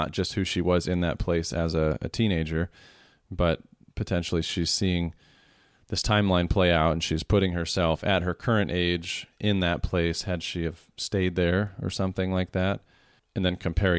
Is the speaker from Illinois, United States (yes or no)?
no; Iowa, United States; moved away; the small town that I grew up back in Iowa